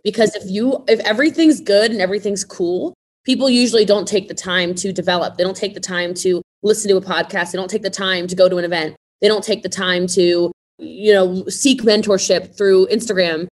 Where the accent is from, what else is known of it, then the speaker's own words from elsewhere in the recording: Middletown, Maryland, United States; moved away; I'm from Maryland originally, so I'm from um, I'm from Frederick County. I'm from Middletown, so way out in the country